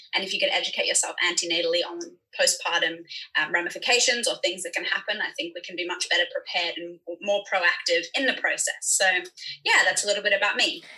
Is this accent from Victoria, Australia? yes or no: no; Sydney, New South Wales, Australia; now in Hong Kong; I'm a midwife from Sydney